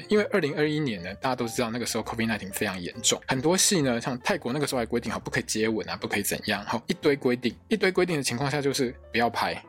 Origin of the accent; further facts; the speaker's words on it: Taiwan; 我们台湾人过得平常好好的生活